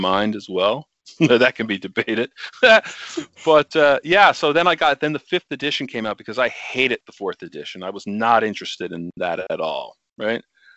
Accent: Canada; as a Canadian

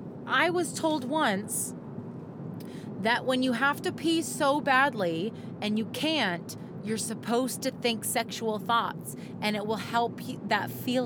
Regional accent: Saskatchewan, Canada; My parents, who are, you know, very Saskatchewan

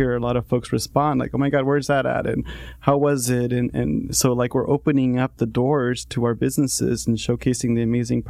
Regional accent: La Habra, California, United States; also born or lived in Jalisco, Mexico; So I grew up in La Habra, and I was there pretty much my entire life. I went to Sonora High School, went to Fullerton College, went to Cal State Fullerton, pursued a business degree. And then prior to La Habra, I was actually born in Mexico, in Jalisco

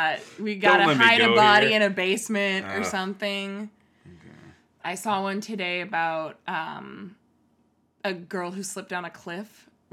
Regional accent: the Bay Area, California, United States; born or raised there

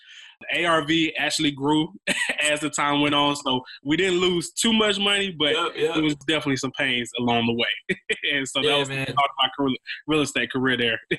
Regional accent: Macon, Georgia, United States; also born or lived in Athens, Georgia / Atlanta, Georgia; I was born and raised in Macon, Georgia, which is probably about an hour and a half outside of Atlanta.

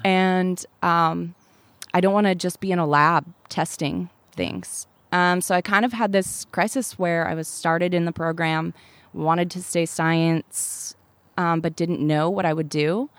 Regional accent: Laramie, Wyoming, United States; moved away; I grew up in Laramie, Wyoming

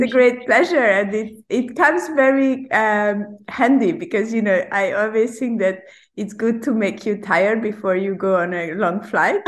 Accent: Hungary; English is a second language; now in Hong Kong; originally, I'm from Hungary.

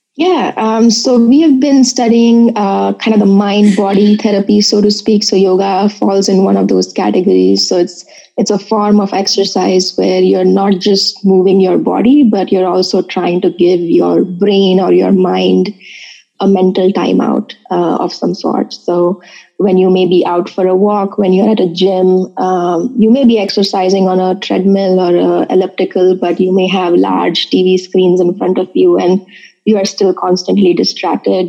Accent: Mumbai, Maharashtra, India; moved away as an adult; now in Urbana-Champaign, United States; I was born and brought up in Bombay, uh, now Mumbai

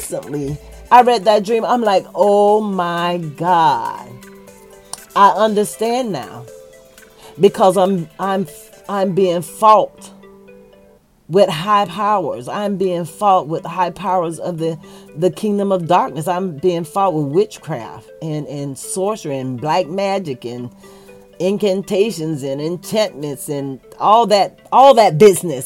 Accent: Florida, United States; I'm very country. I was born and raised in Florida

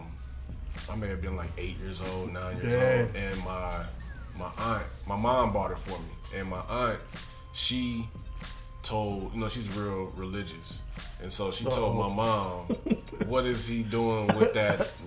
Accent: St. Louis, Missouri, United States; I grew up in North County also

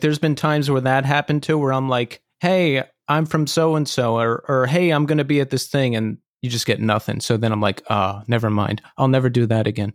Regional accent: Philadelphia, Pennsylvania, United States; now in New York, United States; I'm from Philadelphia ori- originally

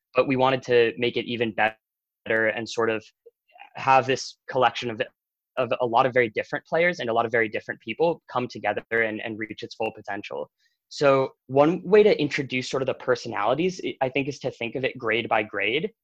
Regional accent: Bethesda, Maryland, United States; I'm from Bethesda, Maryland

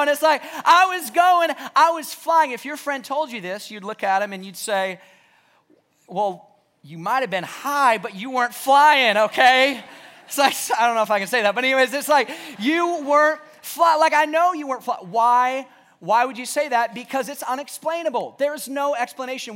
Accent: the South, United States; growing up in the South, we went to church.

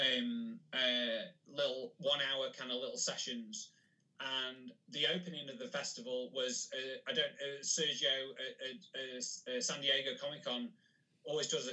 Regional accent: Macclesfield, North West England, United Kingdom; I also organise one myself in my hometown called MacPow. So I live in a place called Macclesfield

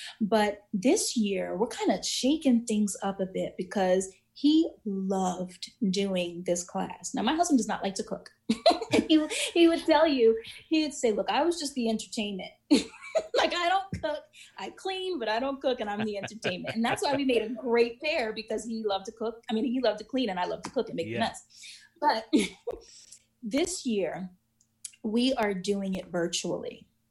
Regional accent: New York, United States; I grew up in New York

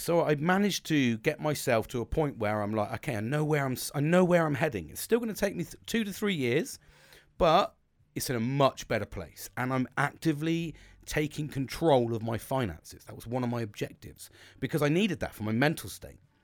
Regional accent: United Kingdom; I'm British

